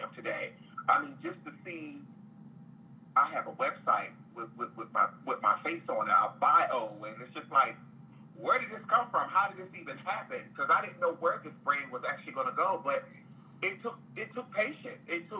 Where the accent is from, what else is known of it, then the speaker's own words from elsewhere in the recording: Delaware, United States; moved away as an adult; also born or lived in North Carolina; I'm originally from Delaware.